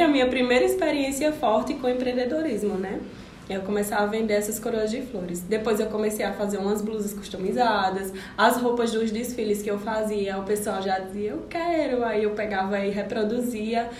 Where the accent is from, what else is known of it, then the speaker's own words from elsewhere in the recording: Serra Talhada, Pernambuco, Brazil; moved away as an adult; now in Caruaru, Brazil; Eu sou de Serra Talhadense e vim para Caruaru para estudar